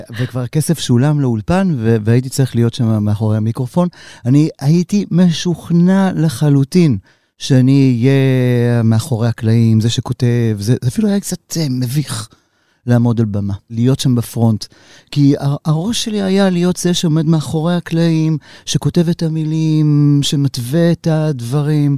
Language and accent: Hebrew; Tel Aviv, Tel Aviv District, Israel; אני יליד תל אביב